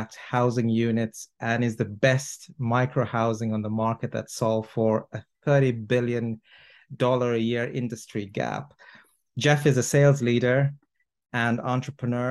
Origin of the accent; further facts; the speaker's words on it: Toronto, Ontario, Canada; now in London, United Kingdom; I'm from Toronto